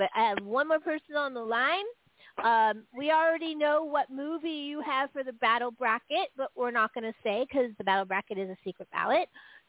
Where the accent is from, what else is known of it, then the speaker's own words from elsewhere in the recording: San Francisco, California, United States; I'm from San Francisco.